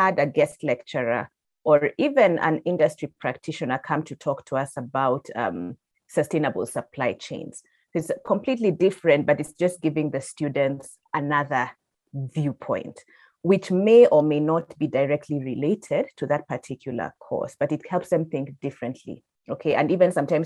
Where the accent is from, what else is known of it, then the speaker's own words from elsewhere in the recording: Nairobi, Kenya; I'm born and raised in Nairobi